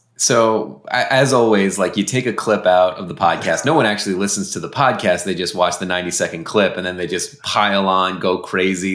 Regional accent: outside of Boston, Massachusetts, United States; the local radio station that I grew up listening to outside of Boston

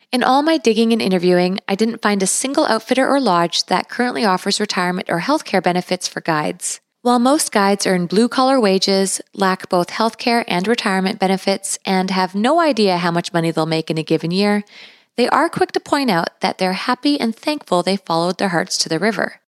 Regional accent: British Columbia, Canada; I was also born and raised in British Columbia

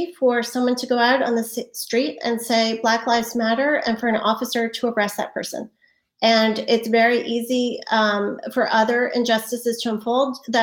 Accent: United States; as an American

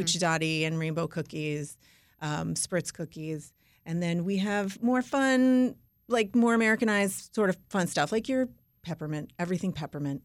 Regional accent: New York, United States; I'm from New York, Jewish and Italian.

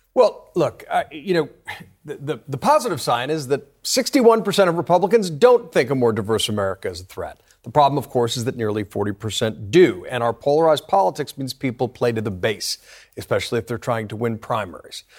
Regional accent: New York, United States; as a New Yorker

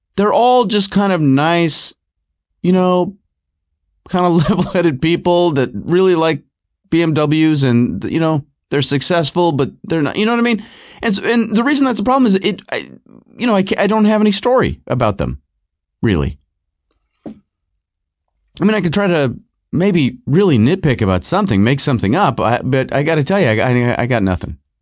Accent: Rochester, New York, United States; also born or lived in Southern California; I was born in California. I grew up uh, most of my life in, uh, Rochester, New York, but I was born in Southern California

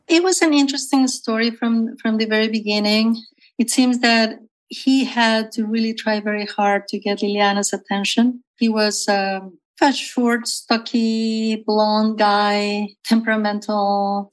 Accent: Mexico; also born or lived in Matamoros, Tamaulipas, Mexico / central Mexico; I was born actually on the Mexican side of the U.S. Mexico borderline uh, in Matamoros, Tamaulipas

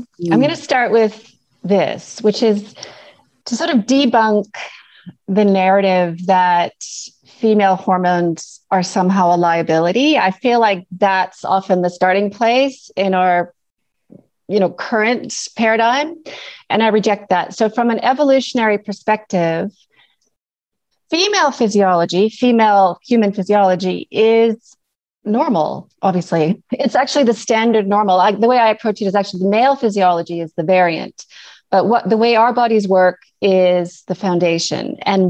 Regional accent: Canada; accent: mixed; now in New Zealand; So as you can hear from my mixed accent, I'm Canadian originally. I now live in New Zealand, which is sort of why I have this complicated accent.

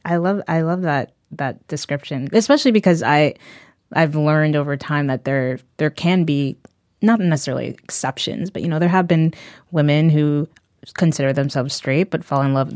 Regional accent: New Haven County, Connecticut, United States; I grew up in the New Haven County area

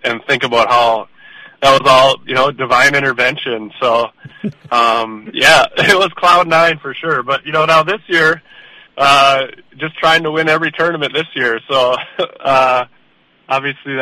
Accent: Brainerd, Minnesota, United States; I was born in Brainerd, Minnesota

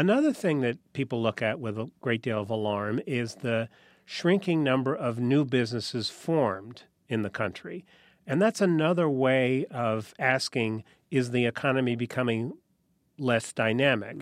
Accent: New Haven, Connecticut, United States; I grew up in New Haven, Connecticut

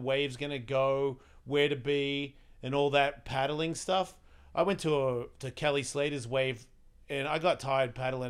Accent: Australia; Am I. I'm from Australia.

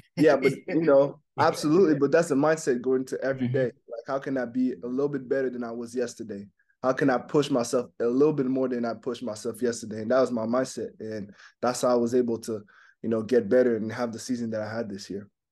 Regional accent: Montreal, Quebec, Canada; first language French; English is a second language; moved away; So English is my second language. I mean, French is my first language. You know, grew up in Montreal.

